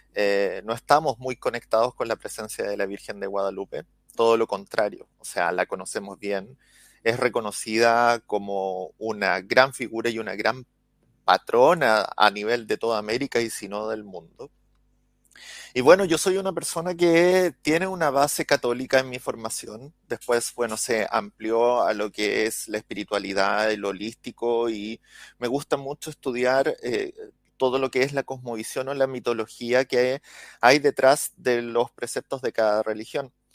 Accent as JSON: {"language": "Spanish", "country": "Chile", "said": "soy de Chile"}